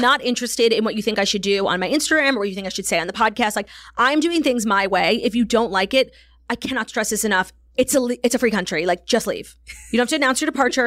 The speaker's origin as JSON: {"language": "English", "town": "New York City", "region": "New York", "country": "United States", "tie": "born or raised there", "said": "growing up in New York"}